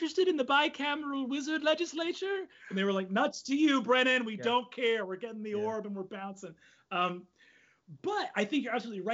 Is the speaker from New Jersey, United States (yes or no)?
no; New York, United States; growing up in New York